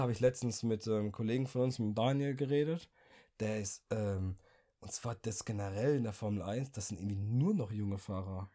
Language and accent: German; Germany; als Deutscher